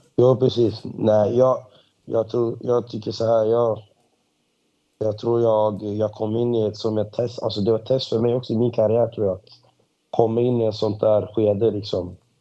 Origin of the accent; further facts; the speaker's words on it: Botkyrka, Stockholm County, Sweden; jag, är först och främst född och uppvuxen i uh, Stockholm, Botkyrka